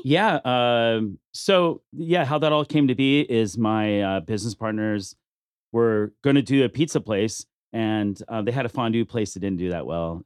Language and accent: English; Bakersfield, California, United States; now in Las Vegas, United States; I grew up in Bakersfield